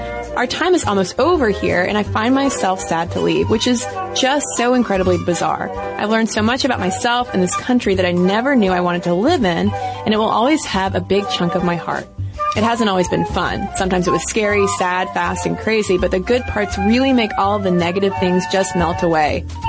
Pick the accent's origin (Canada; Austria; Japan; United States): United States; Dallas, Texas; moved away as an adult; now in Turkey; moved to Turkey with my husband and kids 2 years ago, and let me tell you, it's been an adventure. I'm originally from Dallas, so it was quite a culture shock from day one.